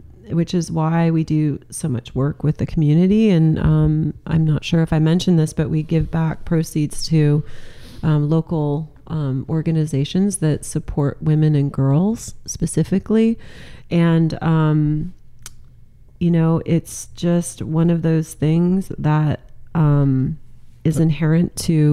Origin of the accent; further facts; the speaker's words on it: Central Coast, California, United States; also born or lived in Santa Barbara / Los Angeles / San Francisco / Sausalito; now in Sonoma, United States; I'm a California girl. So I grew up in California on the Central Coast